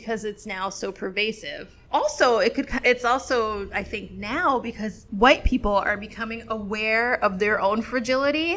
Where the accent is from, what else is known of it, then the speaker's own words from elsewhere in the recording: New York City, New York, United States; I'm from Brooklyn